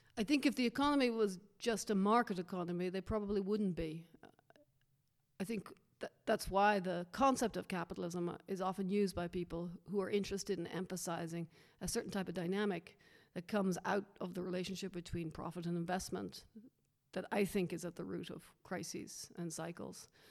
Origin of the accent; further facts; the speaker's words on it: Dublin, Leinster, Ireland; moved away; my being Irish